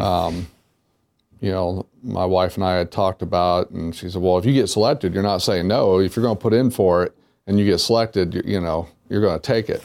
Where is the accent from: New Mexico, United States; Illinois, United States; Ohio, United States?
Ohio, United States; Wapakoneta; moved away; my hometown is the hometown of Neil Armstrong